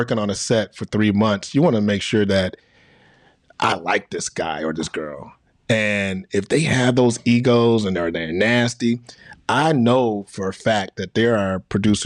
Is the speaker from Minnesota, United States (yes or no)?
no; Chicago, Illinois, United States; I'm from Chicago. So I grew up on my mom watching Oprah Winfrey when I was a kid